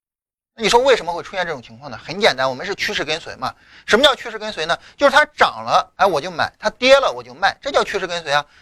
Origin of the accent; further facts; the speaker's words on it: Lingnan, China; 那岭南对于我来说也是我的家乡嘛。